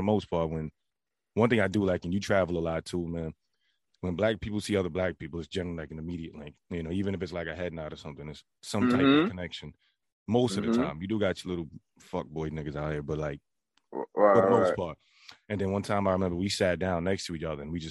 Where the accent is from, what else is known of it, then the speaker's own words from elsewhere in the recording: United States; I grew up in American